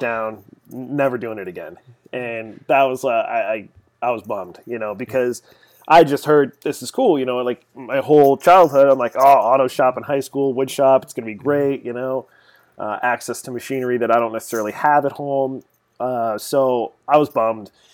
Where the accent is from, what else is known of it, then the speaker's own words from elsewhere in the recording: Arlington, Massachusetts, United States; grew up here in Massachusetts, just outside of Boston, uh, a little town called Arlington